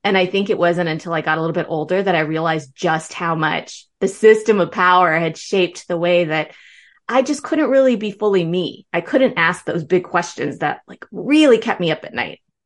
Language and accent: English; Northern Virginia, United States; also born or lived in Berlin, Germany; I grew up in Northern Virginia, you know, just outside Washington, D C.